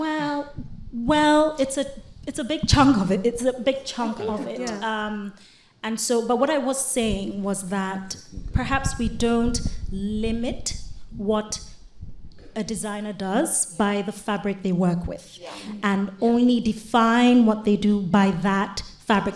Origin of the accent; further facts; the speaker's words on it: Nigeria; I'm a Nigerian designer, and I'm very proud of where I come from